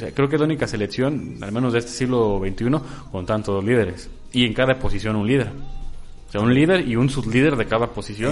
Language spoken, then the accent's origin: Spanish; Mexico; como mexicanos